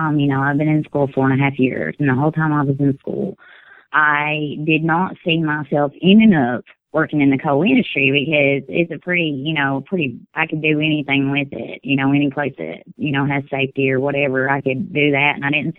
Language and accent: English; Kentucky, United States; Whitley County.